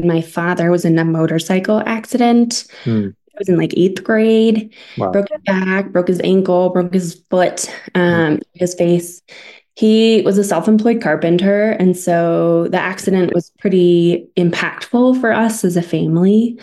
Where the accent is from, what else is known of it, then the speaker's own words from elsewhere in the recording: Taos, New Mexico, United States; also born or lived in California; now in Albuquerque, United States; I was born in California, but called Taos home. It's where my parents currently live and where I graduated from high school